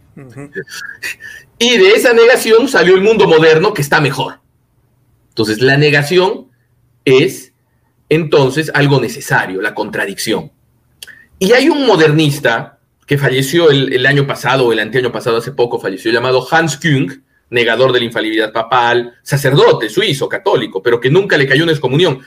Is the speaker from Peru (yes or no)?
yes; Peru; Yo vengo del Perú, ¿no? Yo soy peruano. Y aquí en el Perú